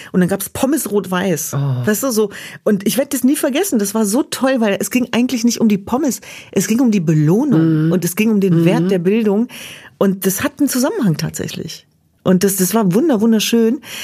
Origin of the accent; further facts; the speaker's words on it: Hanover, Lower Saxony, Germany; Ich bin in Hannover Linden groß geworden